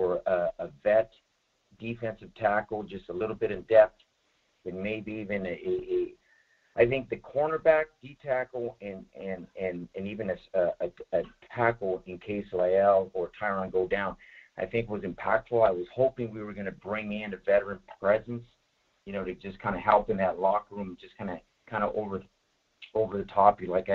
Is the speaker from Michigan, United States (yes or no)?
no; Bay Area, California, United States; I'm from the Bay Area over here, 49er and Raider area nation.